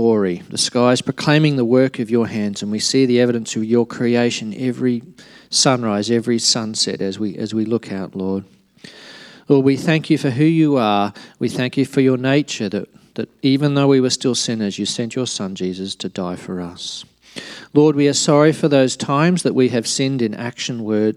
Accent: Alice Springs, Northern Territory, Australia; moved away; also born or lived in Darwin; I was born in Alice Springs. I lived there in Darwin, so shoes optional for the first X years of my life

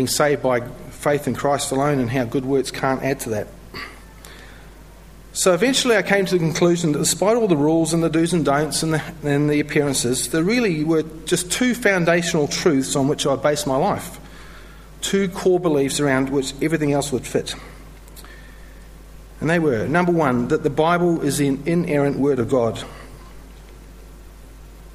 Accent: New Zealand; moved away as an adult; also born or lived in London; now in Melbourne, Australia; I'm originally from New Zealand

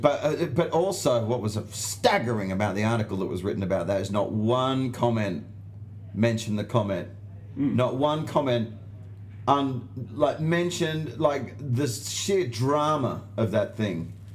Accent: Australia; accent: Australian; my accent, and it's the only time the Australian accent

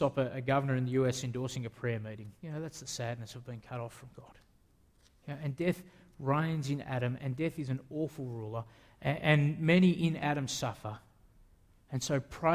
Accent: Australia; I'm an Australian

